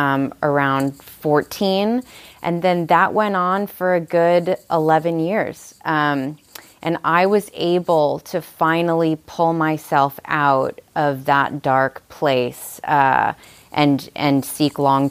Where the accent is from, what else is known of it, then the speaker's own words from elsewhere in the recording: Long Island, New York, United States; also born or lived in Saratoga Springs, New York; now in Nashville, United States; I'm originally from Long Island, New York